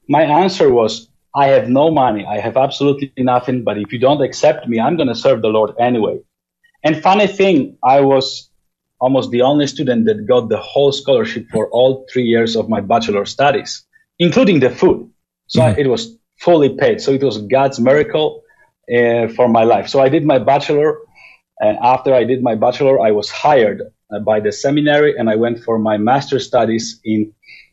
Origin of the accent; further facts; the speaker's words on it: Poland; I was born and raised in Poland in pastoral family